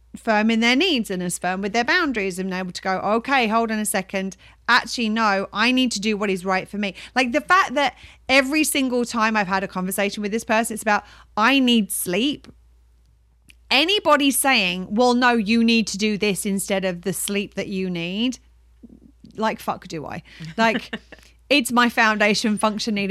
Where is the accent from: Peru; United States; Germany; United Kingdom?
United Kingdom; we're British